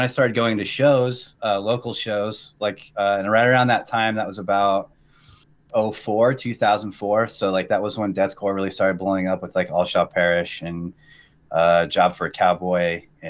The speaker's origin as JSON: {"language": "English", "area": "Vancouver, Washington and Portland", "region": "Pacific Northwest", "country": "United States", "said": "I'm from the Pacific Northwest. I've always been in between Vancouver, Washington, and Portland."}